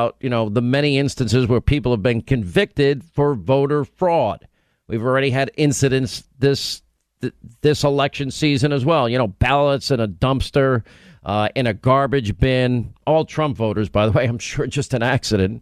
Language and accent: English; Franklin Square, New York, United States; I grew up in Franklin Square